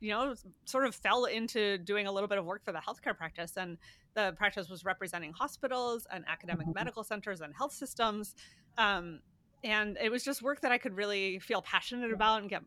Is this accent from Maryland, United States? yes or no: no; Pennsylvania, United States; I'm from Pennsylvania